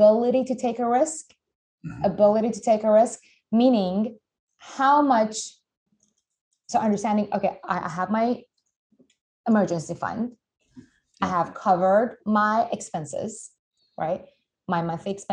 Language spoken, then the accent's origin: English; Iran; moved away; I'm originally from Iran